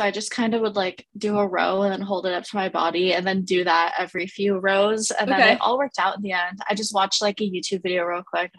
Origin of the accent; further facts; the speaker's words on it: Pasadena, California, United States; also born or lived in Milton, Georgia / San Clemente, California; I am originally from Pasadena, California, but I kind of moved around a little in my childhood. Went from Pasadena to Milton, Georgia, and then back to California to San Clemente.